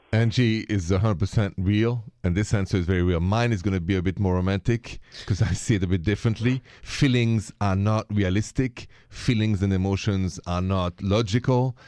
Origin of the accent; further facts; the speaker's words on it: France; accent: French; My accent is French.